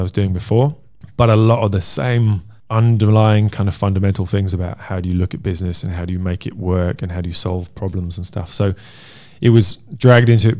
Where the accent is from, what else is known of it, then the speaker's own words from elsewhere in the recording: Wales, United Kingdom; I'm Welsh.